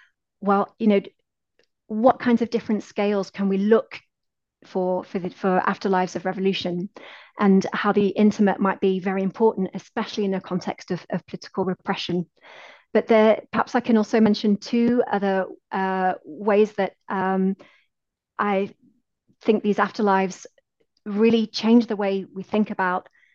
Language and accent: English; United Kingdom; my positionality as a British researcher